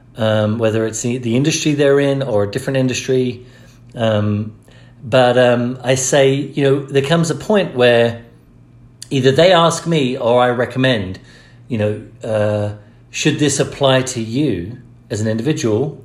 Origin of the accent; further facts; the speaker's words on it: England, United Kingdom; now in United States; I grew up in the Church of England. When I moved to America